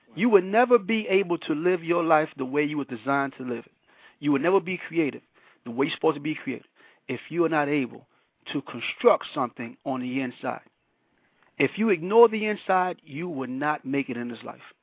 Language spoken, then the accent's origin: English; New York City, New York, United States; also born or lived in Panama; born in Panama, raised in Brooklyn, New York